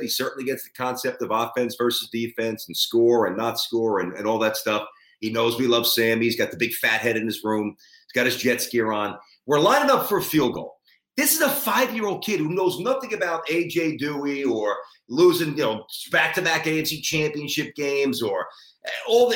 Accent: New York City, New York, United States; going to the arenas and venues that I went to as a little kid growing up in Brooklyn

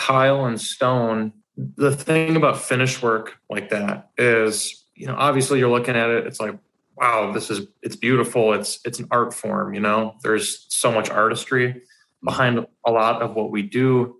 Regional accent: Forest Lake, Minnesota, United States; So I'm 28 years old right now. And I've had a lot happen in the last 28 years. I primarily say I grew up in Forest Lake, but I've lived I've lived in countless different cities ar

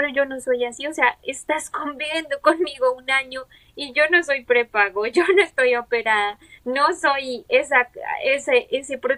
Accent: Colombia; moved away as an adult; also born or lived in Bogotá; now in United States; somos de Colombia

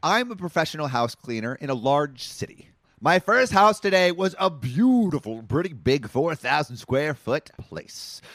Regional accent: Los Angeles, California, United States; Woodland Hills, like my, my hometown

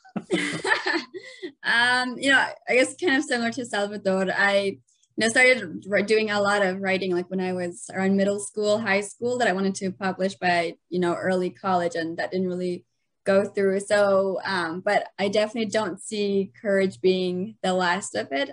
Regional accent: Afghanistan; now in United States; growing up in Afghanistan, our justice system was really non-existent

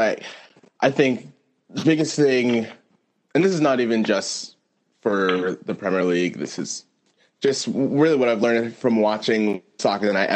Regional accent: United States; I'm speaking to this as an American

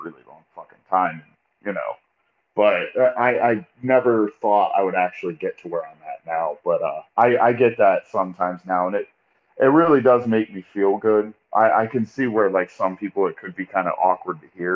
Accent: East Liverpool, Ohio, United States; also born or lived in Oil City, Pennsylvania; now in Youngstown, United States; born in Oil City, but I moved to East Liverpool, Ohio when I was three

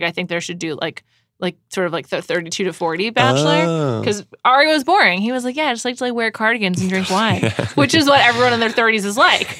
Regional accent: New York City, New York, United States; I grew up in New York City.

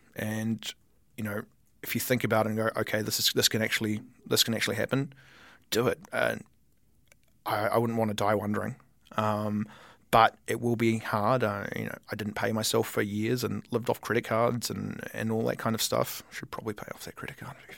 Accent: Wellington, New Zealand; now in Auckland, New Zealand; I'm from Wellington

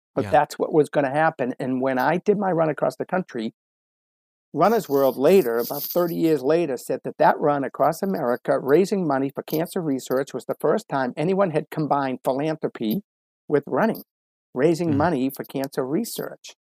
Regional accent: Medford, Massachusetts, United States; growing up in the Boston area, um, you know, it's very it's very sports minded, crazy part of the country

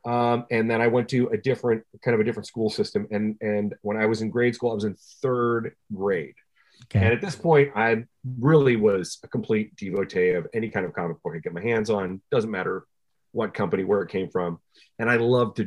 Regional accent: Flint, Michigan, United States; I grew up in Flint, Michigan

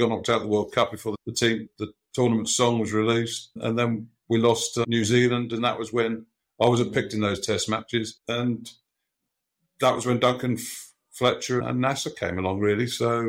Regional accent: Harrow Weald, London, United Kingdom; I grew up in Harrow Weald

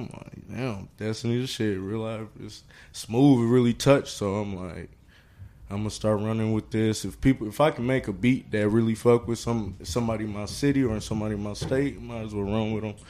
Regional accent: Minneapolis, Minnesota, United States; also born or lived in Brooklyn Park, Minnesota; I'm from Minneapolis, but, you know, I'll say by like 8th grade, 9th grade, ended up in Brooklyn Park

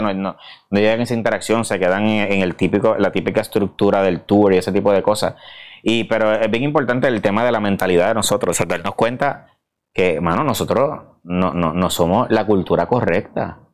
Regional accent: Puerto Rico; soy boricua

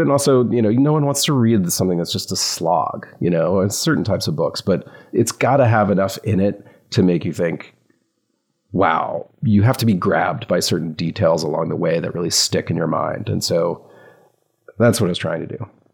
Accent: the South, United States; I grew up in the South

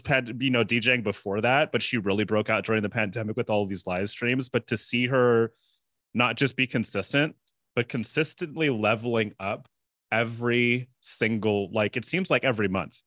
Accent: San Francisco, California, United States; I have a lot of personal background with Cascade 'cause I'm from San Francisco

